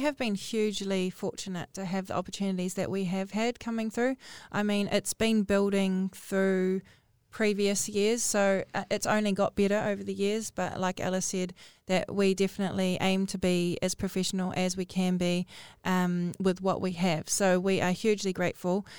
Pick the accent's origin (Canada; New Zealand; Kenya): New Zealand; Northland; I'm from Northland